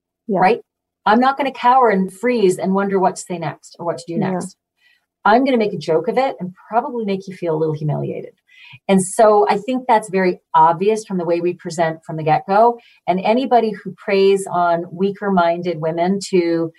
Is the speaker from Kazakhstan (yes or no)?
no; Manitoba, Canada; now in Connecticut, United States; I grew up in Manitoba